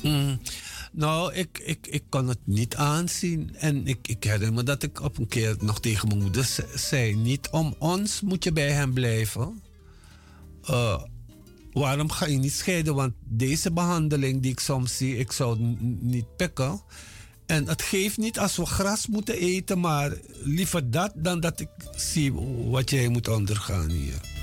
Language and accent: Dutch; Paranam, Para, Suriname; moved away as an adult; also born or lived in Moengo / Paramaribo; now in Netherlands; ik ben in 1954 geboren op Mungo. Daar heb ik tot mijn zesde jaar gewoond. En daarna zijn we verhuisd twee jaartjes naar Paramaribo en daarna naar Paranam, waar ik gewoond heb tot mijn achttiende